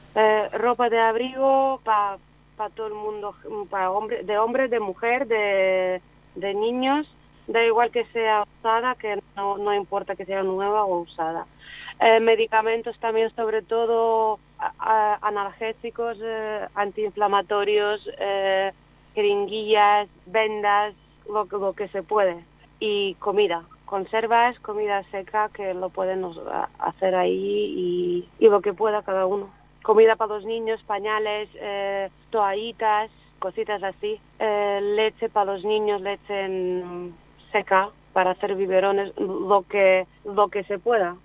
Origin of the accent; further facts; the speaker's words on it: Ukraine; now in Spain; yo soy ucraniana